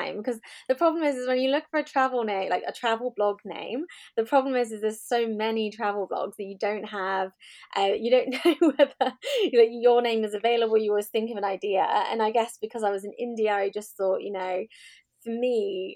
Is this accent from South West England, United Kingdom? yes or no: yes; Swindon, South West England, United Kingdom; also born or lived in Dorset / Wales; I was born in Dorset. But when I was a child, we moved to Swindon here in Wiltshire, and that's where I grew up for the majority of my life.